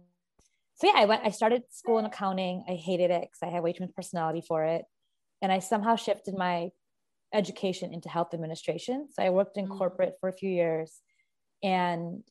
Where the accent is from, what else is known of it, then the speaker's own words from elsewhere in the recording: Chicago, Illinois, United States; I was born and raised in Chicago and I practice as an RN here